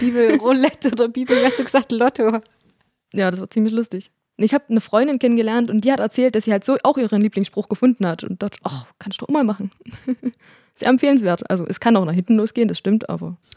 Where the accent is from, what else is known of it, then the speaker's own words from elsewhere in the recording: Herzensdorf, Saxony, Germany; ich bin in Herzensdorf aufgewachsen